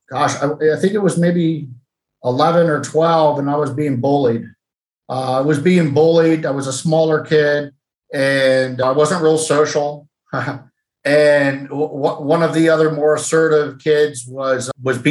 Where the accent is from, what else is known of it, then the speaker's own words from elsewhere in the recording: Granville, Ohio, United States; I grew up in Granville, Ohio, which is a small college town that surrounds Denison University